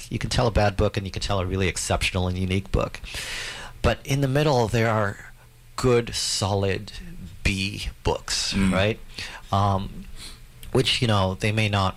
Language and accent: English; Canada; I'm the Canadian one